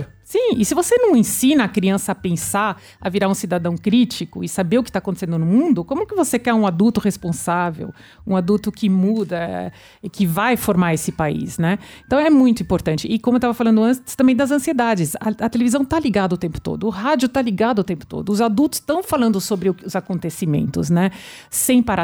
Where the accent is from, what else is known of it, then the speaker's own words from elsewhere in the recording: France; now in Brazil; na França, é, de onde eu sou também